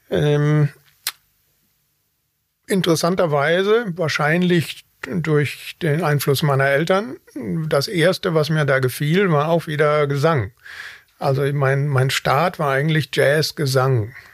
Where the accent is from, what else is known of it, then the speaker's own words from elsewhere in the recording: Wanne-Eickel, North Rhine-Westphalia, Germany; born there; Ich bin mitten im Ruhrgebiet geboren, Wanne-Eickel. Also mehr Ruhrgebiet geht nicht.